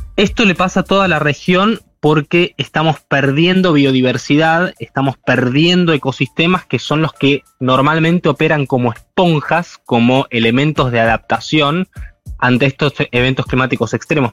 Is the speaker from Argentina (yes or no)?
yes; Argentina